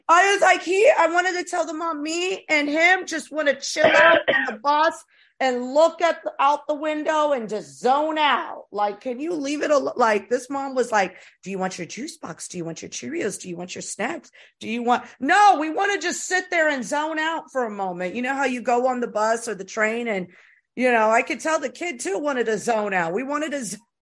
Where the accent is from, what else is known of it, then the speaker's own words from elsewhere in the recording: Tampa, Florida, United States; moved away; also born or lived in East Coast / West Coast; I was raised in Florida